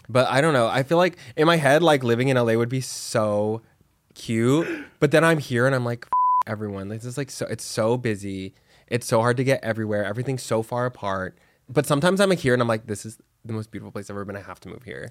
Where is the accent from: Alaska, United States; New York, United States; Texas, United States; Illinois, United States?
Texas, United States; Dallas; now in Los Angeles, United States; I'm from Texas